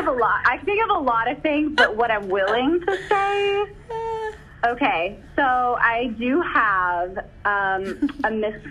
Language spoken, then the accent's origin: English; Richardson, Texas, United States; also born or lived in England / Sachse, Texas; now in Plano, United States; I was born in Richardson. It's a suburb right outside of Dallas. I was raised in Richardson through middle school. And then actually moved my freshman year of high school to England